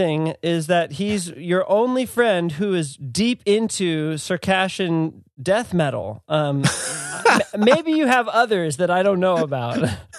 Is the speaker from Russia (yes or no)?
no; United States; being American